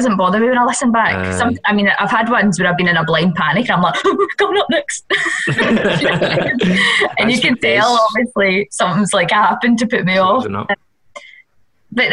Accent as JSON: {"language": "English", "town": "Bearsden", "region": "Scotland", "country": "United Kingdom", "tie": "born or raised there", "also_born_or_lived": "Drumchapel", "said": "I'm from Bears Den originally"}